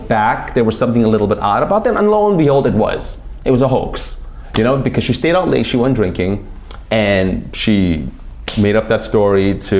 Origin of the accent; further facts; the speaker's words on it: New York, United States; I'm from New York.